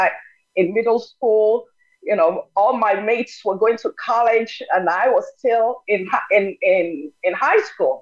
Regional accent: Nigeria; first language Yoruba; English is a second language; moved away as an adult; now in United States; I'm originally from Nigeria, schooled in Nigeria, but came to the U.S. in 1980.

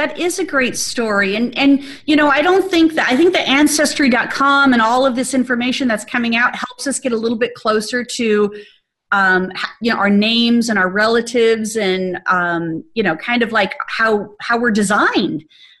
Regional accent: Arizona, United States; moved away as an adult; now in Atlanta, United States; moved to Atlanta, and although I was transitioning all of last year from everything that I had in my home state of Arizona

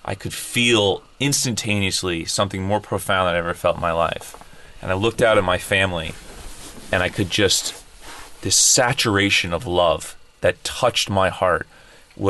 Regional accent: New England, United States; I grew up in New England

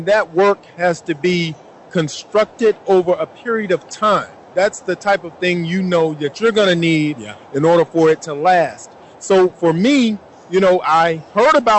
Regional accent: Fort Valley, Georgia, United States; moved away; I'm originally from Fort Valley, Georgia

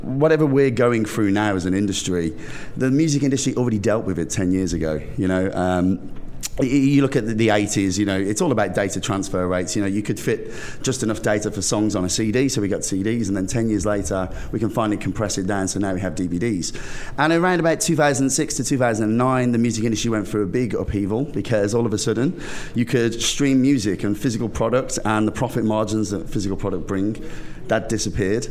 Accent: United Kingdom; also born or lived in London; I'm a Brit abroad

